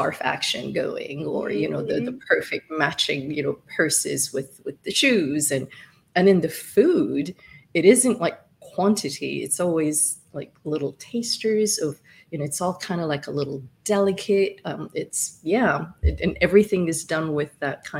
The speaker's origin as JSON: {"language": "English", "country": "Somalia", "also_born_or_lived": "Middle East / Italy", "moved": "yes", "said": "I'm from East Africa in Somalia"}